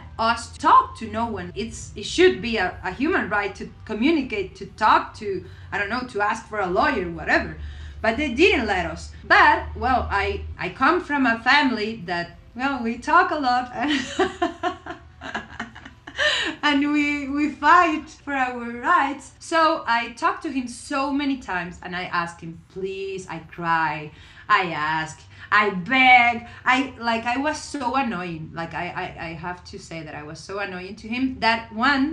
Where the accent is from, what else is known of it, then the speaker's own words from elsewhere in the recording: Venezuela; moved away as an adult; I come from Venezuela and I grew up in a really crazy country with a dictatorship